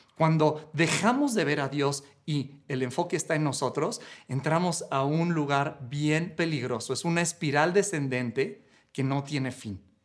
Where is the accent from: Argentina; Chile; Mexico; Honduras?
Mexico; cuando me fui fuera de México un tiempo